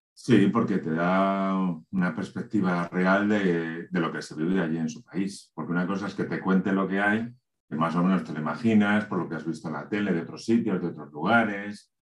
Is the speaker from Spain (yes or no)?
yes; Spain; como español